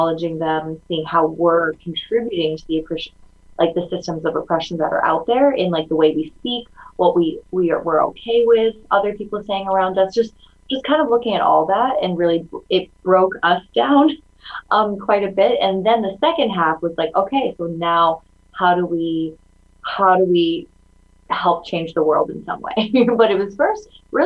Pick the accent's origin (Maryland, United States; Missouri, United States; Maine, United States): Missouri, United States; St. Louis; first language Mandarin Chinese; English is a second language; also born or lived in China / upstate New York; I grew up in like upstate New York and then St. Louis. I consider St. Louis my hometown